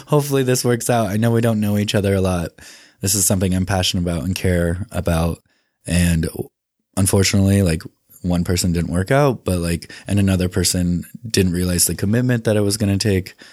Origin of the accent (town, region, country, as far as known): Indianapolis, Indiana, United States; born or raised there; also born or lived in South Dakota; now in Salt Lake City, United States